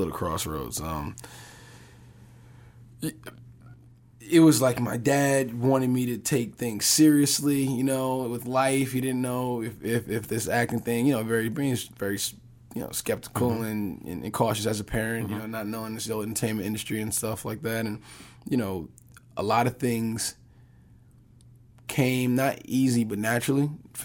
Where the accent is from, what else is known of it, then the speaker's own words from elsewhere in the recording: Newark, New Jersey, United States; We're both from Newark, New Jersey.